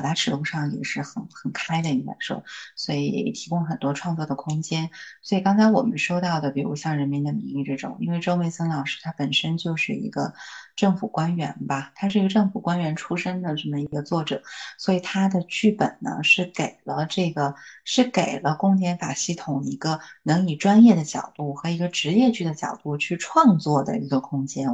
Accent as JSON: {"language": "Chinese", "country": "China", "said": "我们大陆的"}